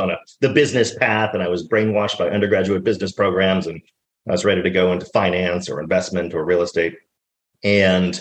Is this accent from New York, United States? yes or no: no; Dallas, Texas, United States; I grew up in Dallas, Texas